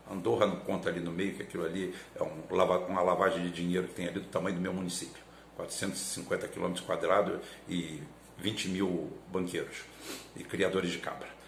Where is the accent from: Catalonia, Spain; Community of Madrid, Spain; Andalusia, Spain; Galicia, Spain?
Galicia, Spain; Sou galego, galego é português do norte, tá? É acima de Portugal, tá lá aquela bico lá em cima, nós estamos ali, ali tudo.